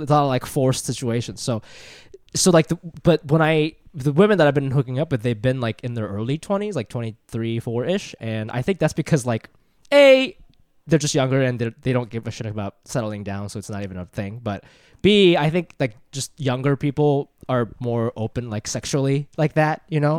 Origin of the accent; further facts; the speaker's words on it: Ohio, United States; moved away as an adult; also born or lived in Japan; now in New York, United States; I'm from Japan, but I grew up in Ohio and I live in New York